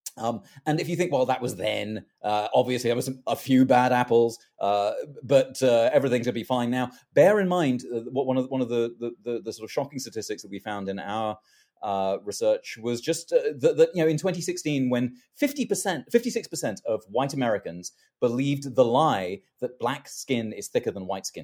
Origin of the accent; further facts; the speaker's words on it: London, United Kingdom; moved away; I was born in London.